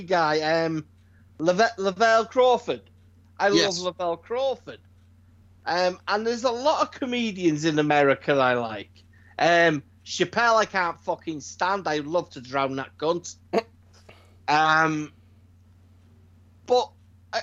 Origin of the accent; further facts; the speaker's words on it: United Kingdom; As a Brit